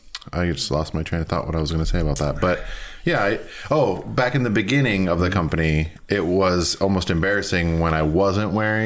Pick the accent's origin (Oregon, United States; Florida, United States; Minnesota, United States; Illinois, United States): Minnesota, United States; Minneapolis; now in Portland, United States; I was recently back in Minneapolis, kind of my hometown